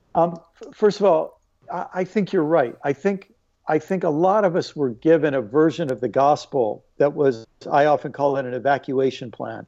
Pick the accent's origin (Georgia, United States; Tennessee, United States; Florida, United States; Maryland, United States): Maryland, United States; also born or lived in New York / Illinois; spent most of my life in Maryland